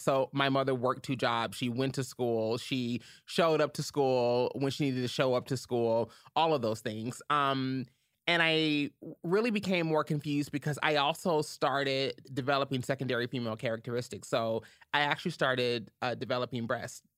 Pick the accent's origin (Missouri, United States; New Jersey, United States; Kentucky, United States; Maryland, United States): Kentucky, United States; Louisville; I'm originally from Louisville, Kentucky, born and raised